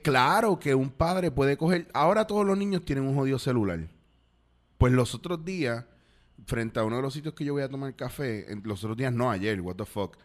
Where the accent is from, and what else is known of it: Puerto Rico